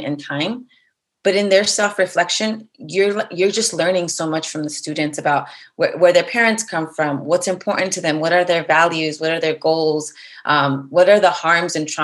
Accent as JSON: {"language": "English", "town": "Los Angeles", "region": "California", "country": "United States", "tie": "born or raised there", "said": "I'm from the community, right? Like I grew up in East LA."}